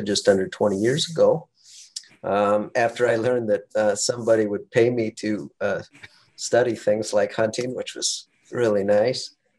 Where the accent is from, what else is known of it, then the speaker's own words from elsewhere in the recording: Western South Dakota, United States; moved away as an adult; now in Alaska, United States; I grew up in Western South Dakota, hunting with my father, my older brother